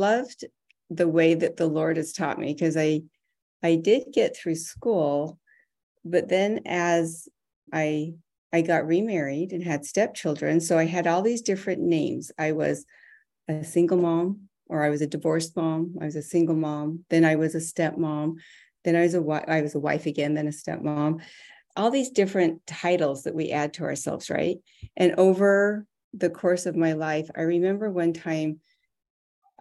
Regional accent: Arizona, United States; I was raised in Arizona

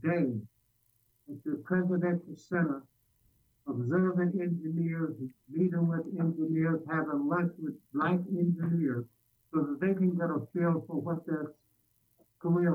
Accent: Alabama, United States; now in Chicago, United States; I grew up in Alabama

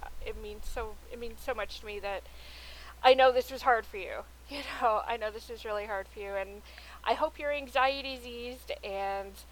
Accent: Toronto, Ontario, Canada; we're two women from Toronto, Canada

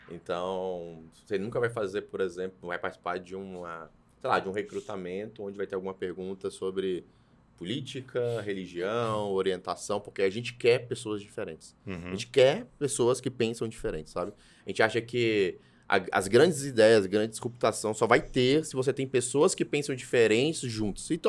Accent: Taguatinga, Federal District, Brazil; eu e o Rô somos pessoas que foram nascidas e criadas em Taguatinga.

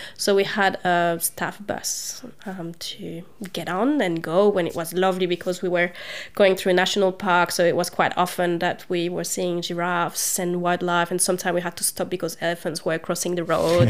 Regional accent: Brussels, Brussels-Capital Region, Belgium; moved away as an adult; also born or lived in Zambia / Spain / United Kingdom / Queensland; now in Hobart, Australia; I grew up in Brussels, so the, the, capital. So I spent all my youth there until maybe I was 26 years old

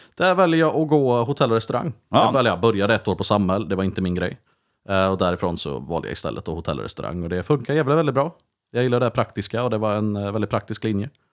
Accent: Vänersborg, Västra Götaland, Sweden; also born or lived in Uddevalla; hamnade jag i Vänersborg av alla platser

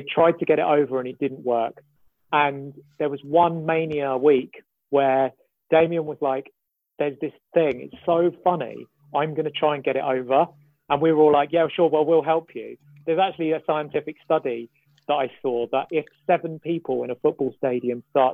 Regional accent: London, United Kingdom; I'm from East London. So that's my local, basically.

